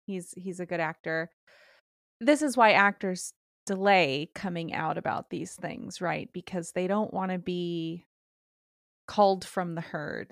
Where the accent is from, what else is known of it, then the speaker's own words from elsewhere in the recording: California, United States; I'm from California